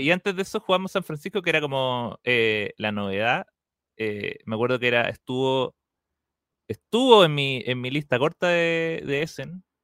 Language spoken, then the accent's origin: Spanish; England, United Kingdom; Y, pero yo no he leído ninguna de las cartas, y eso que yo soy inglés.